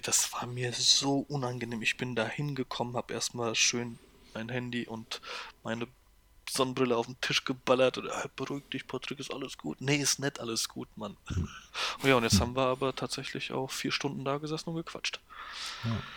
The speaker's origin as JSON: {"language": "German", "region": "Hesse", "country": "Germany", "also_born_or_lived": "Gernsheim / Poland", "said": "ich als Hesse"}